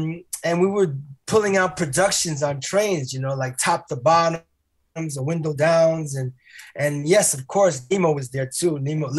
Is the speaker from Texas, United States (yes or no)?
no; New York City, New York, United States; now in Paris, France; I grew up in Washington Heights